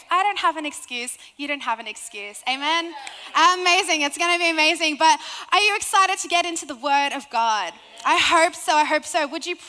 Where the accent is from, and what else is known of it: Sydney, New South Wales, Australia; accent: Australian